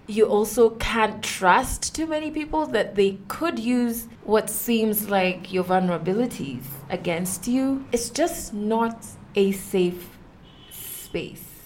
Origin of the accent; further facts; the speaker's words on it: Kenya; I am a Kenyan woman who has been on radio for the past nine years